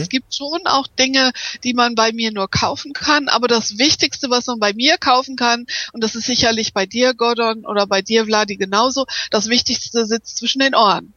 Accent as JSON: {"language": "German", "region": "Hamburg", "country": "Germany", "tie": "born or raised there", "also_born_or_lived": "Düsseldorf", "first_language": "German", "moved": "yes", "said": "Ich bin in Hamburg geboren, aber ich habe in der Tat in Düsseldorf studiert und auch promoviert"}